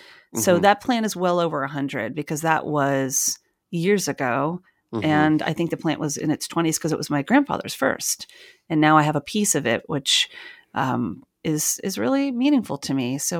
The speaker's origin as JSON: {"language": "English", "region": "New York", "country": "United States", "also_born_or_lived": "North Carolina", "lives_now": "New Jersey, United States", "said": "because I'm originally from the New York area and I was living there at the time. And then from North Carolina, I moved to New York City."}